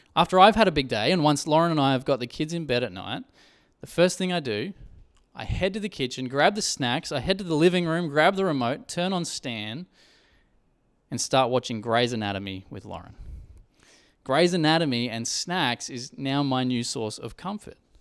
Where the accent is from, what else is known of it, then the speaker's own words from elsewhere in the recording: Coffs Harbour, New South Wales, Australia; I grew up in Coffs Harbour.